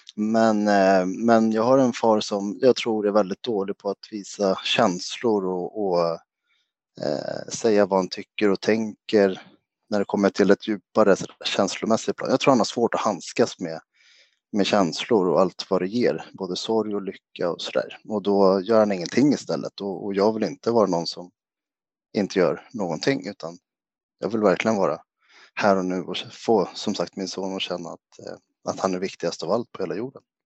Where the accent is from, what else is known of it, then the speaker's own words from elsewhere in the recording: Sweden; jag är svensk-grek, alltså mamma svensk och pappa grek. Pappa flyttade hem till Grekland och Rhodos när jag var fyra